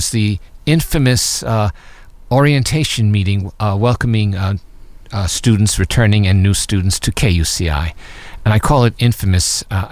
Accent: New York City, New York, United States; now in Irvine, United States; I was born and raised in Long Island City, New York, which is part of New York City

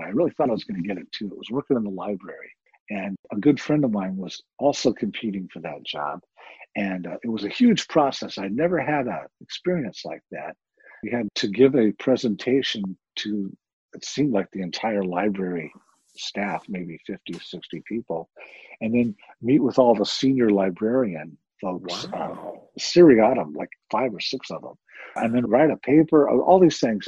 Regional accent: Santa Ana, California, United States; I grew up locally. I grew up in Santa Ana, California

